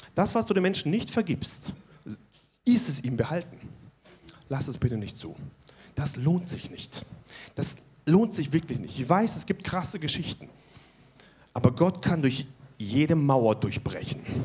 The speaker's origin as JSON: {"language": "German", "country": "Germany", "said": "Wir als Deutsche"}